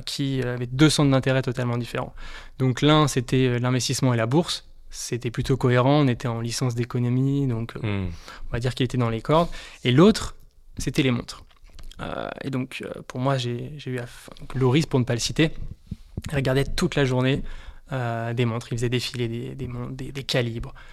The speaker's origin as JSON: {"language": "French", "area": "Haute-Savoie", "region": "Auvergne-Rhône-Alpes", "country": "France", "moved": "as an adult", "lives_now": "Paris, France", "said": "Je suis originaire de Haute-Savoie euh, et je travaille à, Paris depuis quelques années."}